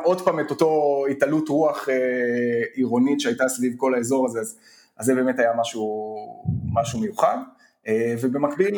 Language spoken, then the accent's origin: Hebrew; Hofit, Central District, Israel; אני גדלתי בחופית שבעמק חפר